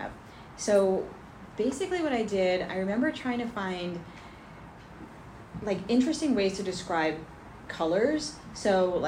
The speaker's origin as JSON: {"language": "English", "town": "Livingston", "region": "New Jersey", "country": "United States", "tie": "born or raised there", "said": "I grew up in Livingston"}